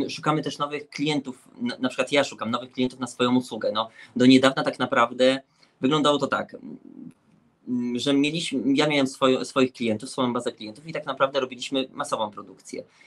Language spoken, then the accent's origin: Polish; Łódź, Łódź Voivodeship, Poland; my jesteśmy z Łodzi, także to jest zagłębie jak gdyby szycia